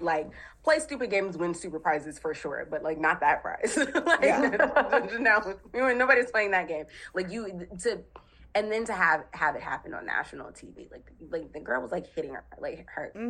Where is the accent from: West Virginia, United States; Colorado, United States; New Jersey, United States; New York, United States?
New Jersey, United States; I'm from Jersey